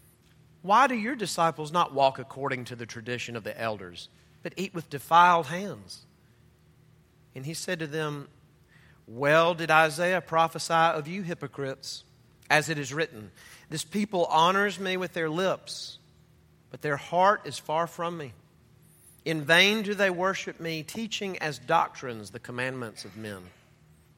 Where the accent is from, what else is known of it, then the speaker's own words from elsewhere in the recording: Mississippi, United States; I'm from Mississippi